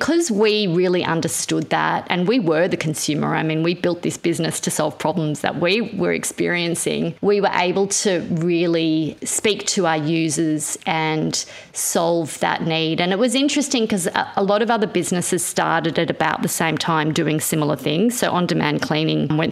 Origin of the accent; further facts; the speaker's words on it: New South Wales, Australia; also born or lived in Israel; when we landed in Australia